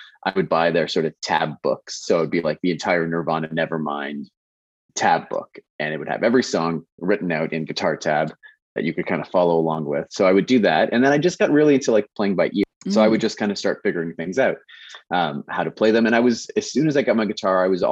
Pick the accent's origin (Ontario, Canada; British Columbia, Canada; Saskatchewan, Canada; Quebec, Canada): Ontario, Canada; Kitchener; I grew up in Kitchener, small town, smallish town, bigger now.